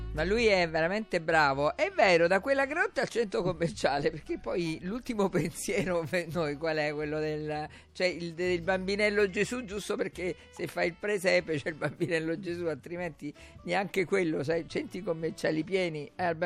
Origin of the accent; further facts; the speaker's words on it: Naples, Campania, Italy; Io che sono napoletana